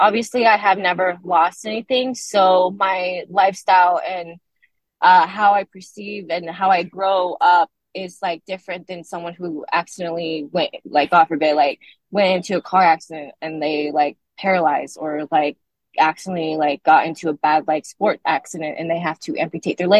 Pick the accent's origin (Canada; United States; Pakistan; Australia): United States; Portland, Oregon; moved away as an adult; now in California, United States; I was raised in Portland, Oregon with an incredible family